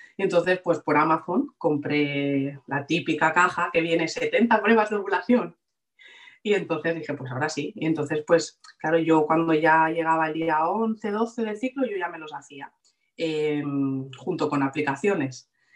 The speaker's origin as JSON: {"language": "Spanish", "town": "Barcelona", "region": "Catalonia", "country": "Spain", "tie": "born or raised there", "said": "vivo en Barcelona, de toda la vida."}